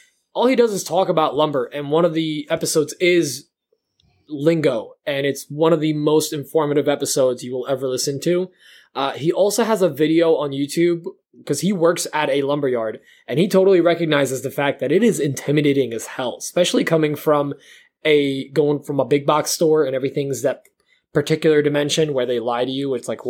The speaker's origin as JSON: {"language": "English", "country": "Poland", "tie": "born there", "said": "which I cannot spell because I was born in Poland."}